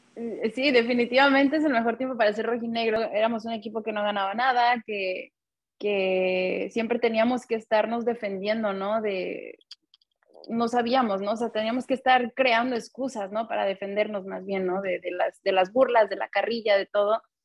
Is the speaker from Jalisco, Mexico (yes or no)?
yes; Guadalajara, Jalisco, Mexico; now in Los Angeles, United States; crecimos en Guadalajara también, yendo al estadio cada 15 días